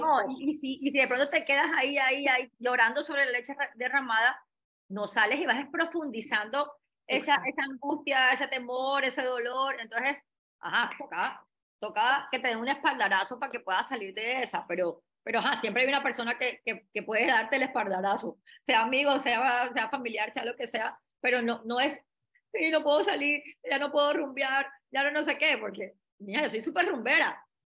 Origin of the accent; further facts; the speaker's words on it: Cartagena, Bolívar, Colombia; moved away as an adult; also born or lived in Bogotá; me fui para Cartagena, yo soy de Cartagena